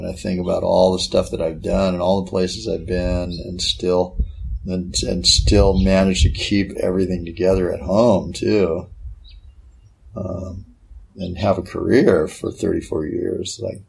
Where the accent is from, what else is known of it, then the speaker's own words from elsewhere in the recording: Hawaii, United States; especially like growing up in Hawaii and learning, you know, being a member of the minority